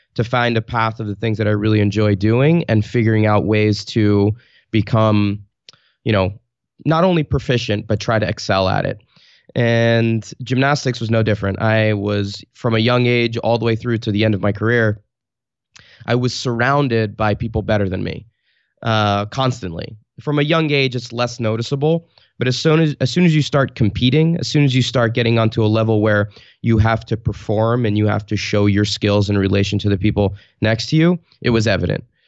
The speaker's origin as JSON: {"language": "English", "town": "Garwood", "region": "New Jersey", "country": "United States", "tie": "born or raised there", "also_born_or_lived": "New York City / Italy", "moved": "as an adult", "lives_now": "Portland, United States", "said": "I grew up in Garwood, New Jersey, which is a tiny town"}